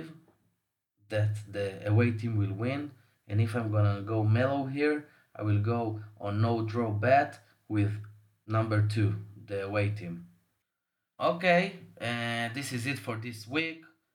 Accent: Tel Aviv, Tel Aviv District, Israel; I'm from Tel Aviv

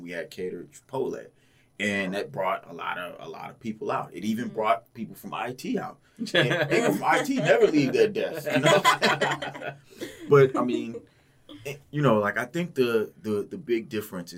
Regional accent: Houston, Texas, United States; now in Portland, United States; I'm from Houston, very diverse area

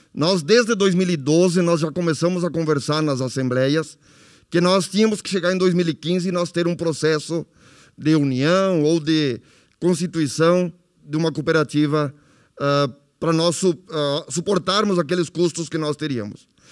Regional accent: Nova Palma, Rio Grande do Sul, Brazil; eu sou de Nova Palma

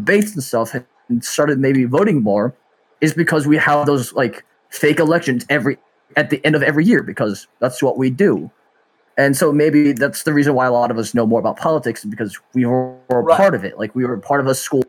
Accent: New Jersey, United States; we grew up in New Jersey and in a town that had really good civic education

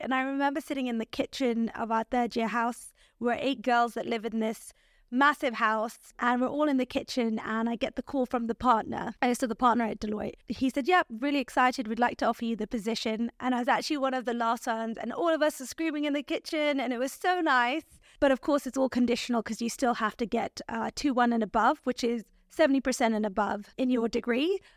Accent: Nairobi, Kenya; moved away as an adult; also born or lived in Canada / London, United Kingdom; I grew up in Nairobi, which is the capital city in Kenya.

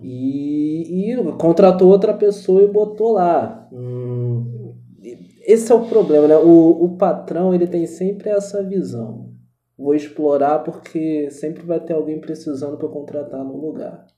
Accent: Rio de Janeiro, Brazil; accent: carioca; Uma coisa que eu tive que aprender muito a disfarçar foi o sotaque de carioca

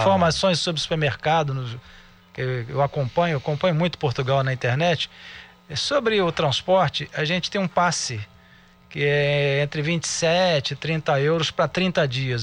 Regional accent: Brazil; nós brasileiros

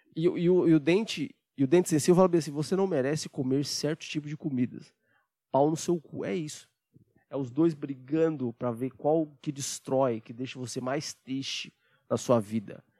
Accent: Brazil; a gente é brasileiro, patriota

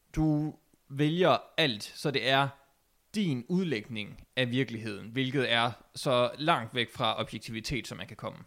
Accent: Denmark; som dansker

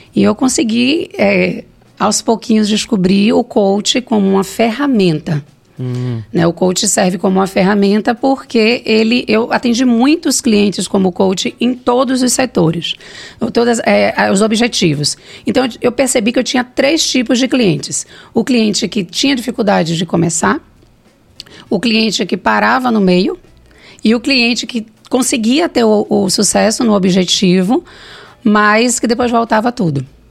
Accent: Salvador, Bahia, Brazil; Eu vim do Bonfim, não, né? Bonfim não, da Cidade Baixa, do Monte Serra, é, fui criada por dois professores

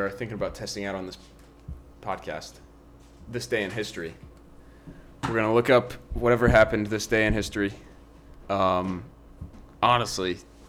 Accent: United States; Americans, we don't say anything right.

